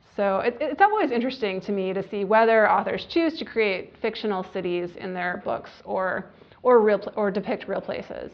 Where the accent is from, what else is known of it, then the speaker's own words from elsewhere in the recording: Michigan, United States; moved away; I haven't lived in Michigan for many years, but I'll always consider it my home state.